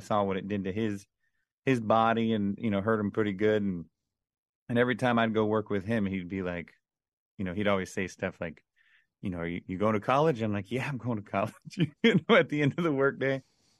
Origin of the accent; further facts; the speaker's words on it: Orlando, Florida, United States; now in Nashville, United States; Really, it would have been just growing up in Orlando in the, you know, around the kids and stuff I grew up around. It was kind of wasn't the wealthiest area